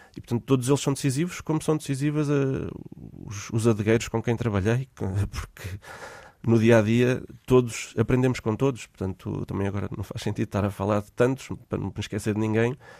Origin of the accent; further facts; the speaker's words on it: Portugal; also born or lived in Lisbon / Australia; sendo português